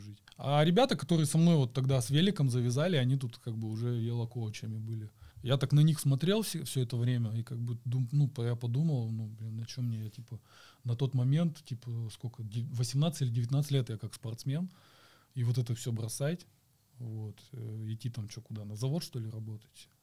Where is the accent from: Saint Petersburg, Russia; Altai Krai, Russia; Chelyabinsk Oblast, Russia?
Chelyabinsk Oblast, Russia; Chelyabinsk; я из Челябинска